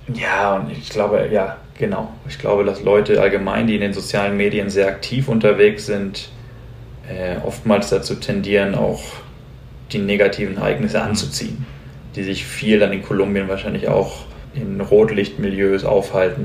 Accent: Hamburg, Germany; moved away as an adult; now in Colombia; Als gebürtiger Hamburger macht mir Regen und graue Tage nicht viel aus

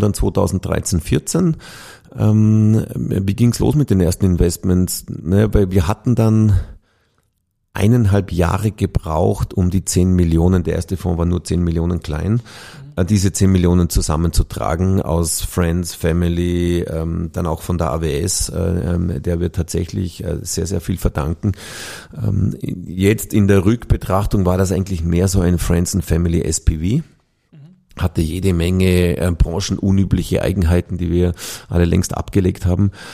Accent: Vorarlberg, Austria; moved away as an adult; now in Vienna, Austria; geboren und aufgewachsen in Vorarlberg

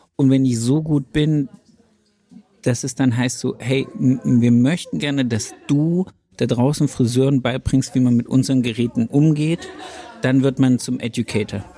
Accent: Bremen, Germany; ich komme aus Bremen

